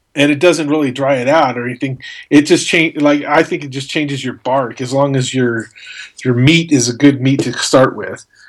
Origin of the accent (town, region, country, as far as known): Albuquerque, New Mexico, United States; born or raised there